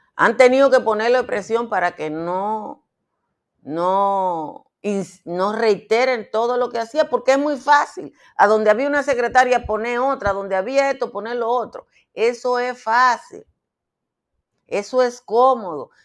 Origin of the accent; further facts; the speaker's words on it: Dominican Republic; yo vengo del Caribe.